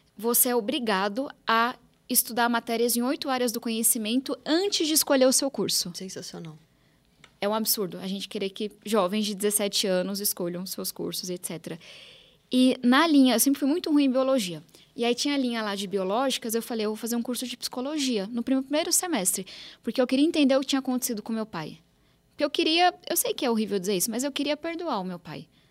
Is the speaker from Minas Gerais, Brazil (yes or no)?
no; São Paulo, Brazil; Eu sou nascida e criada aqui em São Paulo